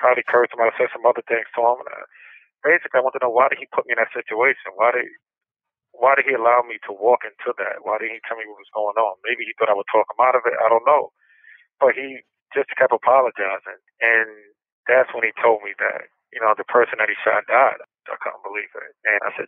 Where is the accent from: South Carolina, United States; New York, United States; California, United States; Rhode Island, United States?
New York, United States; New York City; I grew up in Brooklyn, New York, and I grew up with my mother and father and my two older brothers